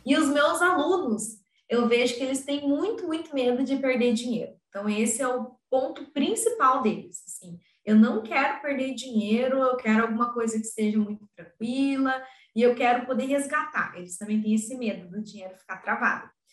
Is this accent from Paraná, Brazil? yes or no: yes; Curitiba, Paraná, Brazil; eu sou de Curit do Paraná, Curitiba